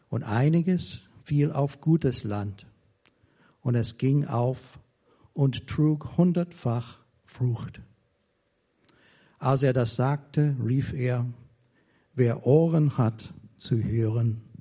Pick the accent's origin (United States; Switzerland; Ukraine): United States; German is a second language; now in Germany; Und ich bin Amerikaner. Ich bin schon fast 40 Jahre in Deutschland. Aber ich fühle mich immer noch verbunden mit der Heimat